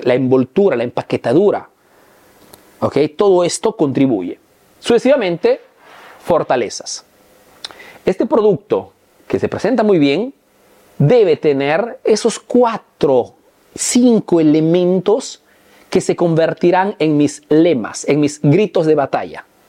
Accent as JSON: {"language": "Spanish", "country": "Peru", "moved": "yes", "lives_now": "Italy", "said": "soy un emprendedor peruano"}